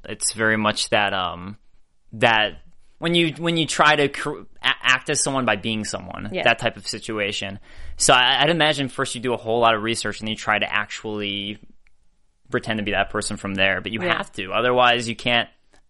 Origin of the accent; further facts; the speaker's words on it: Chicago, Illinois, United States; Like, I'm from Chicago, where that's